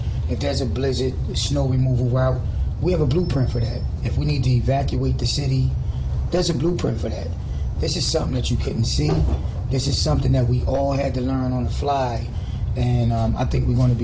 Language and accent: English; Atlantic City, New Jersey, United States; I'm Atlantic City born, I'm Atlantic City bred, and when I die, I'm going to be Atlantic City dead. I love this city. I grew up in the worst neighborhood in town.